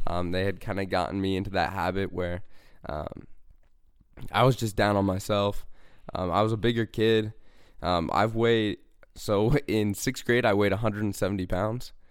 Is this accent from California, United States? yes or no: no; Bountiful, Utah, United States; I'm from Bountiful, Utah